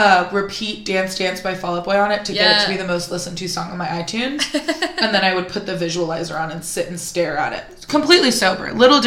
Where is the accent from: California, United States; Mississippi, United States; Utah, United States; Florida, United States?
California, United States; Silicon Valley; I grew up in Silicon Valley.